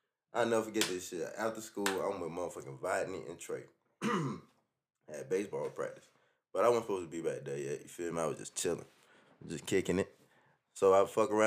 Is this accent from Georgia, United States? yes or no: yes; Columbia County, Georgia, United States; I'm from Columbia County